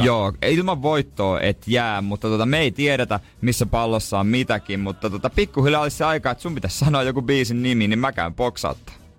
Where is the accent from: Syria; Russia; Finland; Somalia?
Finland; Seinäjoki, South Ostrobothnia; born or raised there; moved away